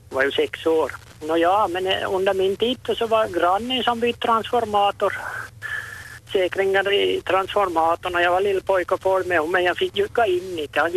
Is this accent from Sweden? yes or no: no; Vörö, Ostrobothnia, Finland; Jag är från Vörö, från Tokor och mor min så sa att 1927 så kom jag till Vörö, till Kleidre gårdsgrupp.